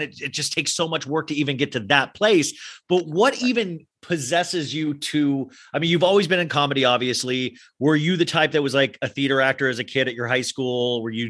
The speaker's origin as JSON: {"language": "English", "region": "Kansas", "country": "United States", "lives_now": "Los Angeles, United States", "said": "I mean, I came from Kansas, I remember, and I used to dream about"}